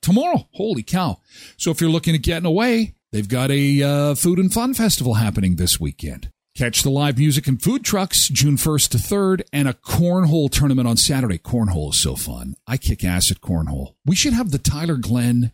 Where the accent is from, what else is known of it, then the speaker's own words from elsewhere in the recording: Canada; also born or lived in Saskatchewan / Brandon; We're from Canada.